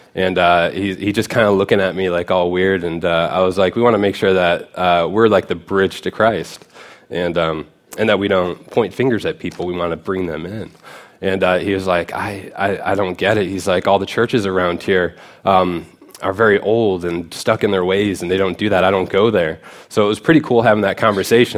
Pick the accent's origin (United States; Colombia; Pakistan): United States; right outside of Detroit, Michigan; moved away; I grew up right outside of Detroit